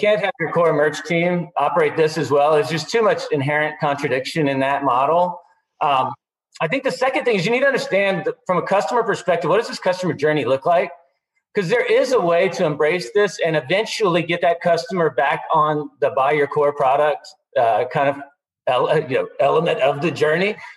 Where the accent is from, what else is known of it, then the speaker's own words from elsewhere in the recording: Austin, Texas, United States; here in my hometown, Austin